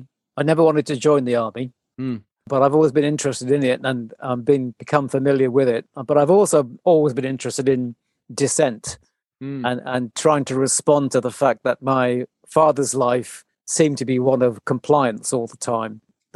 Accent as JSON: {"language": "English", "country": "Bermuda", "tie": "born there", "said": "So I come from, I was an army kid. So I was born in Bermuda."}